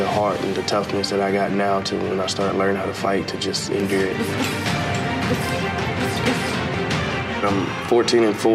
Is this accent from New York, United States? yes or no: no; McIntosh, Alabama, United States; I was born in McIntosh, Alabama. It's an Indian reservation of the Mohawk Choctaw. Growing up there was pretty rough